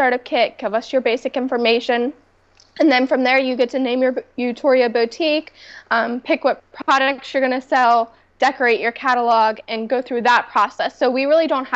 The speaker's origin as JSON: {"language": "English", "town": "Pittsburgh", "region": "Pennsylvania", "country": "United States", "tie": "born or raised there", "said": "my hometown of Pittsburgh, Pennsylvania."}